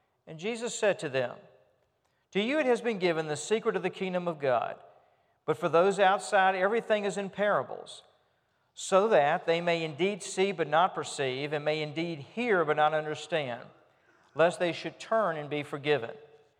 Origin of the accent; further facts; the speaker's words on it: Richmond, United States; I remember when I was growing up in Richmond, not in a farming community, but rather in a community where we were trying to get grass to grow in our front yard